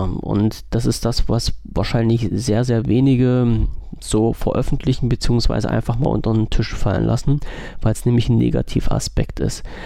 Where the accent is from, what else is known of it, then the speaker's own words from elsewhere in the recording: Germany; als deutscher Bürger